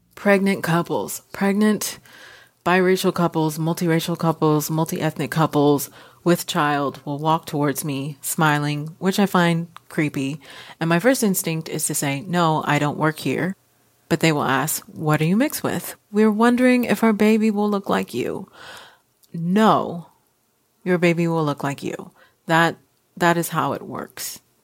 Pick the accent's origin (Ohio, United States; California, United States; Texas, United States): Texas, United States; Houston; now in Seattle, United States; born and raised in Houston, Texas. I'm currently in Seattle.